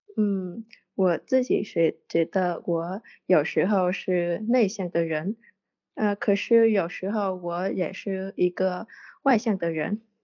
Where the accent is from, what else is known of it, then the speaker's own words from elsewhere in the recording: Vietnam; Chinese is a second language; 我来自越南